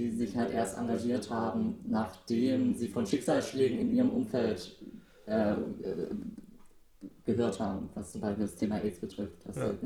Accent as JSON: {"language": "German", "region": "East Germany", "country": "Germany", "said": "ich komme ja aus dem Osten."}